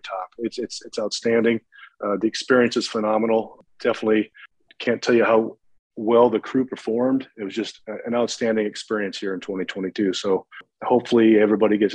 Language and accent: English; central Illinois, United States; also born or lived in Pontiac, Illinois; born and raised in the Midwest. I grew up in central Illinois